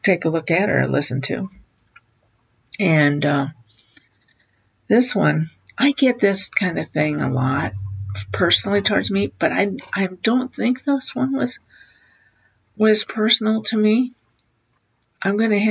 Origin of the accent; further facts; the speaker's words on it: South Central Wisconsin, United States; I grew up in South Central Wisconsin